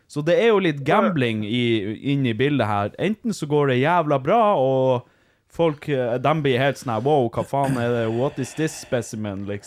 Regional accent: Norway; Vi er jo samer sjøl.

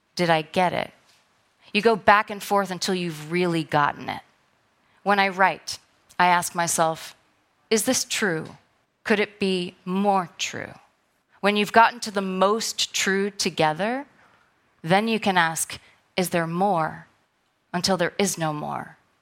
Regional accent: New York City, New York, United States; I'm a New Yorker.

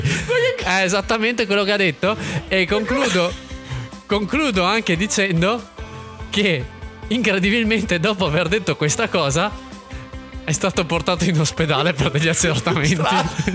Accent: Villafranca di Verona, Veneto, Italy; io sono di Villafranca di Verona

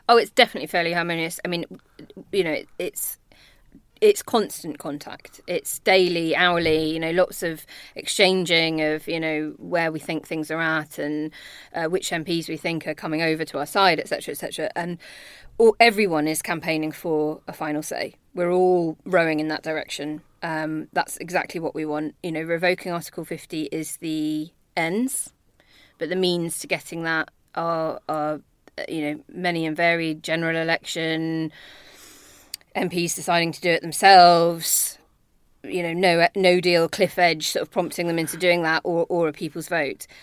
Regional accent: Northern Ireland, United Kingdom; accent: Belfast; moved away; When I was nine, we moved there because of my dad's job. And so I did my sort of secondary schooling there

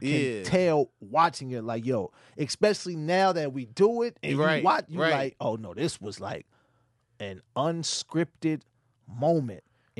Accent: Sacramento, California, United States; born or raised there; also born or lived in San Francisco

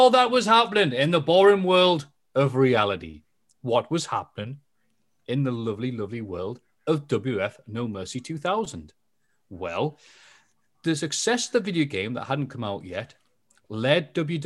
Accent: England, United Kingdom; I'm English

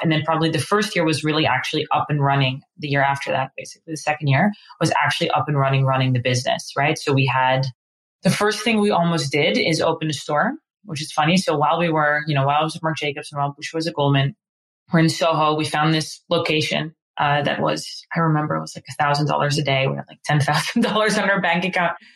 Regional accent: Amsterdam, North Holland, Netherlands; moved away as an adult; now in New York, United States; I'm originally from Amsterdam. Um, we've been now in New York for around 10 years

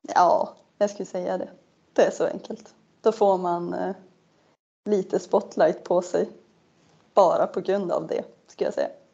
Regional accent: Norrland, Sweden; also born or lived in Umeå; jag vet inte om jag delar det med fler norrlänningar

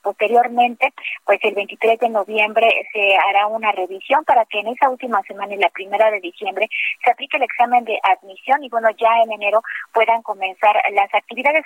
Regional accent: Acayucan, Veracruz, Mexico; en Acayuca, en Veracruz, acá en mi tierra

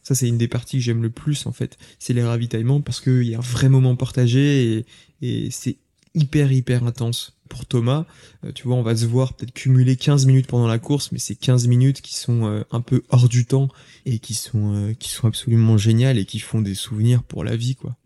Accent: Lyon, Auvergne-Rhône-Alpes, France; also born or lived in Saint-Étienne; Toute ma famille est originaire de Saint-Étienne. Moi, je suis né à Lyon

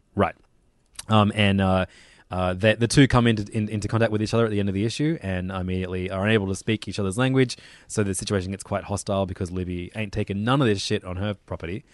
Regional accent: Australia; as an Australian

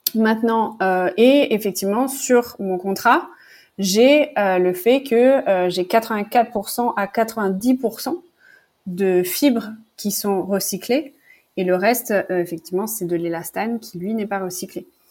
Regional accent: Toulon, Provence-Alpes-Côte d'Azur, France; moved away as an adult; also born or lived in Montreal / Paris; j'ai grandi dans le sud de la France, à Toulon plus précisément

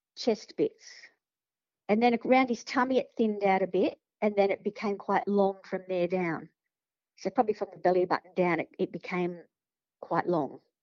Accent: Sydney, New South Wales, Australia; I grew up in Padstow, in Sydney, in the 70s

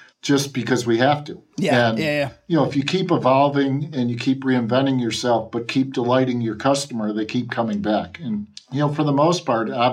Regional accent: Utica, New York, United States; Utica, New York

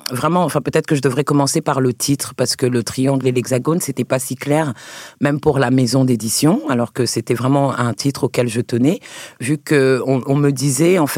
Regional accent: Côte d’Ivoire; also born or lived in France; Je suis ivoirienne aussi. Je suis plein d'autres choses.

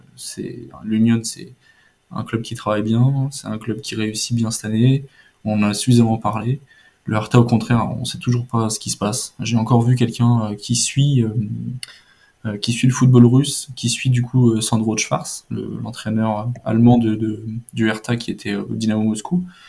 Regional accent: France; nous, en tant que Français

